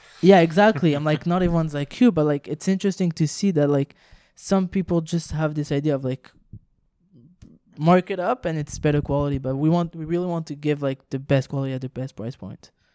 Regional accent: Montreal, Quebec, Canada; first language French; English is a second language; we're from Montreal and we're all like French originally, like French speak, spoken

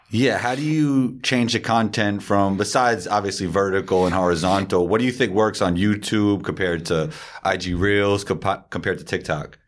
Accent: New York, United States; growing up in New York

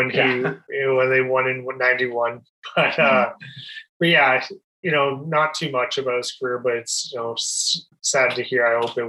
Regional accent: Toronto, Ontario, Canada; I'm from the Toronto area.

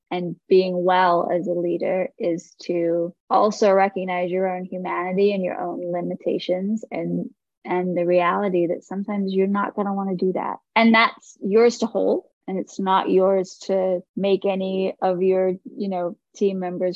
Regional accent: England, United Kingdom; now in Los Angeles, United States; I'm a Hindu, but I grew up in England

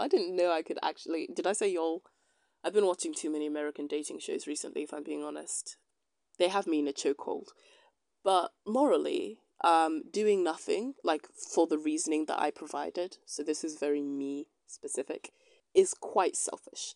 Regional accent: United Kingdom; I'm a British citizen

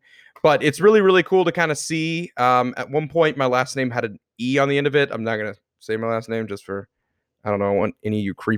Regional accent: the South, United States; since we grew up in the South, most of my family is either from Kentucky, Tennessee, Georgia, that kind of stuff. All from the South.

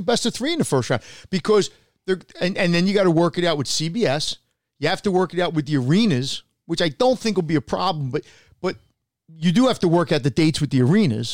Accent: United States

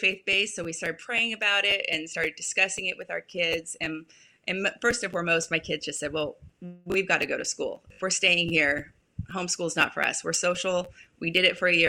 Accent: California, United States; moved away as an adult; also born or lived in Utah; now in San Antonio, United States; I was raised in California

